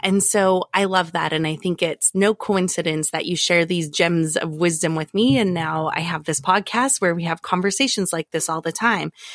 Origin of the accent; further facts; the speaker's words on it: Alberta, Canada; moved away; I am from Alberta originally